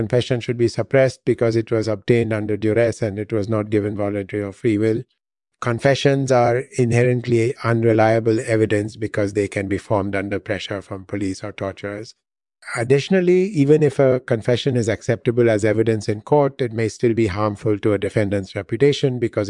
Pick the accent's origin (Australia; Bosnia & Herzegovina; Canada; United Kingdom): Bosnia & Herzegovina; Bosanski Skejet; I was born in Yugoslavia in 1964. I grew up in the town of Bosanski Skejet. After high school, I studied engineering at the University of Zagreb.